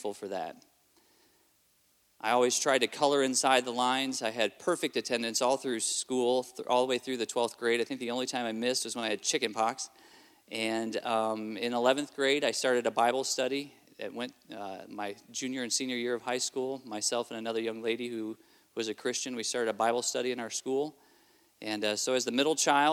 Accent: Southfield, Michigan, United States; also born or lived in Kentucky, United States / Adelaide, South Australia, Australia; I grew up part of my life in Kentucky and the rest of my childhood in Michigan

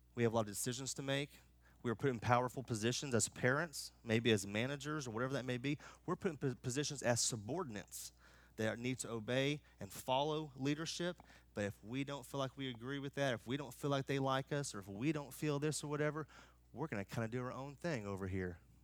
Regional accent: United States; I'm American

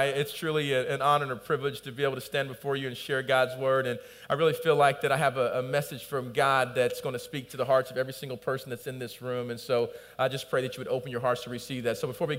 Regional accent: United States; I'm from the South or the Midwest, we call it.

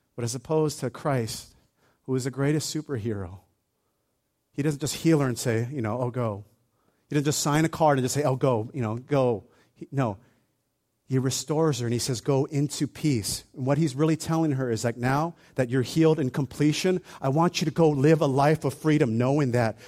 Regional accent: Hawaii, United States; when I was a kid, I grew up in Hawaii

